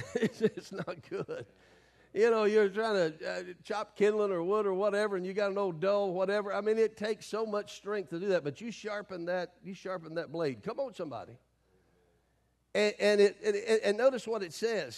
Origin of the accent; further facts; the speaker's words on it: the South, United States; I grew up in the South